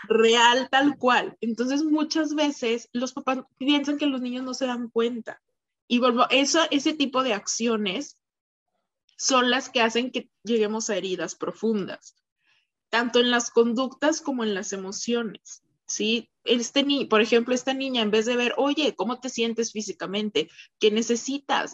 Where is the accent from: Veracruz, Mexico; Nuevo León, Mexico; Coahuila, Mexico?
Coahuila, Mexico; Torreón; also born or lived in Mexico City, Mexico; yo soy de Torreón. Entonces yo estudié primero aquí la licenciatura.